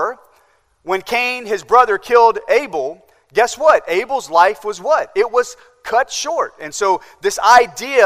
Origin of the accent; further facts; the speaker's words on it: Nebraska, United States; now in Charleston, United States; growing up in Nebraska